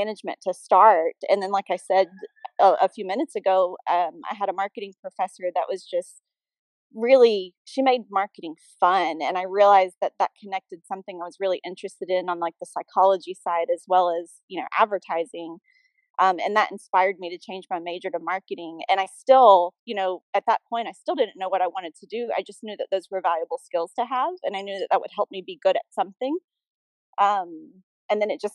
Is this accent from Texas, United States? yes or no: no; Birmingham, Alabama, United States; I was born in Birmingham, Alabama. I grew up there